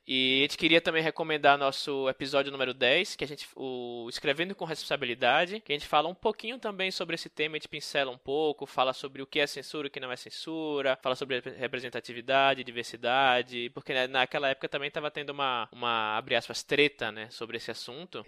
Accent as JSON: {"language": "Portuguese", "region": "Northeast Region", "country": "Brazil", "tie": "born or raised there", "moved": "as an adult", "said": "eu que sou nordestino, né? Morei lá minha vida toda"}